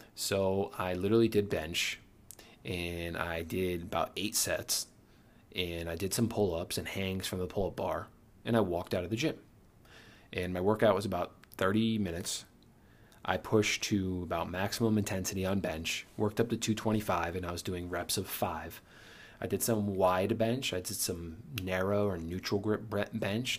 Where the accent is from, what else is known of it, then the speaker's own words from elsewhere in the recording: Connecticut, United States; moved away as an adult; also born or lived in New York City; now in New York, United States; we're from Connecticut